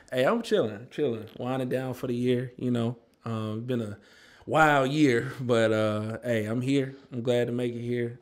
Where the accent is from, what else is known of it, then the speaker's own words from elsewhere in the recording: Nashville, Tennessee, United States; born and raised in Nashville